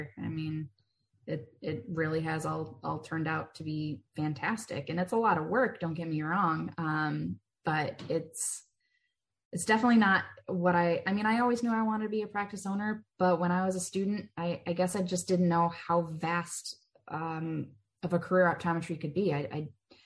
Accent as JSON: {"language": "English", "region": "Michigan", "country": "United States", "tie": "born or raised there", "also_born_or_lived": "Charlotte, North Carolina", "moved": "as an adult", "lives_now": "Denver, United States", "said": "I grew up in Michigan"}